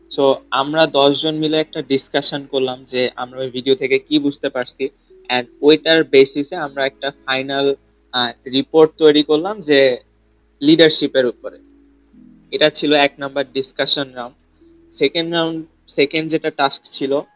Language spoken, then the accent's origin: Bangla; Bangladesh